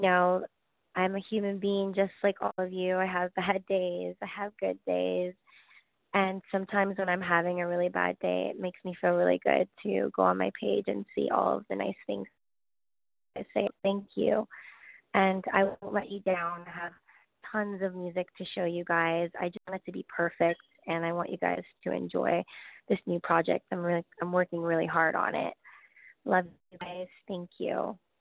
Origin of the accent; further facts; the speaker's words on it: Los Angeles, California, United States; moved away as an adult; I grew up in LA my whole life